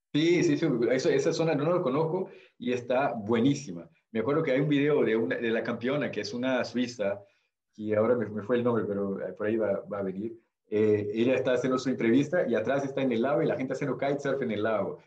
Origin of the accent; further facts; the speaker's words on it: Belo Horizonte, Minas Gerais, Brazil; Spanish is a second language; also born or lived in Peru; now in Belgium; Mi, zona donde nací, en Belo Horizonte, en Brasil, Minas Gerais, es una zona bastante montañera